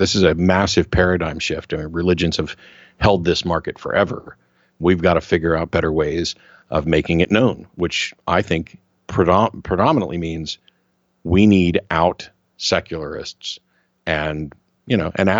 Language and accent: English; Missouri, United States; now in Austin, United States; I grew up in Missouri.